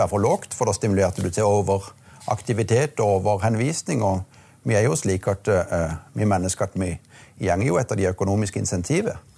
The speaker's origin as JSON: {"language": "Norwegian", "town": "Marnardal", "region": "Agder", "country": "Norway", "tie": "born or raised there", "also_born_or_lived": "Bergen", "said": "det var jo ikke selvsagt at jeg skulle komme tilbake akkurat der jeg vokste opp, men nå ble det sånn."}